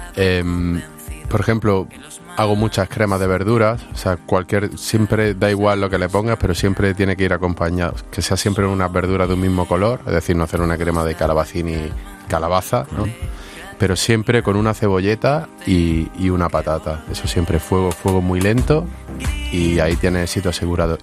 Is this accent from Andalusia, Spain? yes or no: yes; Granada, Andalusia, Spain; yo soy de Granada